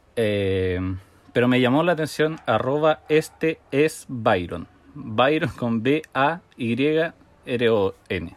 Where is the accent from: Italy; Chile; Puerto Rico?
Chile; yo nací en Chile por pura casualidad